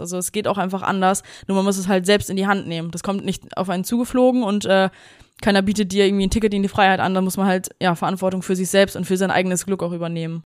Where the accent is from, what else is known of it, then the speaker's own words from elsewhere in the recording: Germany; als Deutsche